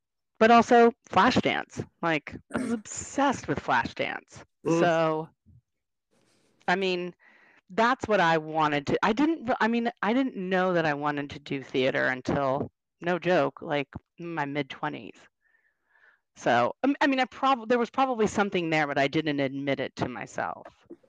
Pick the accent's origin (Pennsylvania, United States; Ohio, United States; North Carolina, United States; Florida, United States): North Carolina, United States; born there; I mean, originally, I was born in North Carolina. I only lived there for like 6 months while my dad was going to grad school